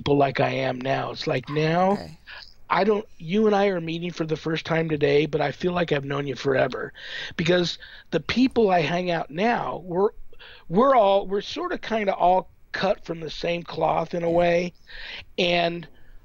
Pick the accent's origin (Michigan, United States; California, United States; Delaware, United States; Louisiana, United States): California, United States; Southern; moved away as an adult; now in Las Vegas, United States; I grew up in Southern California, near like a canyon